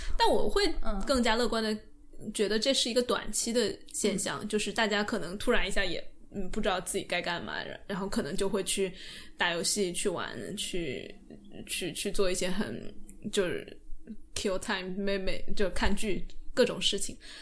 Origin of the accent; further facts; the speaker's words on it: China; 我们中国人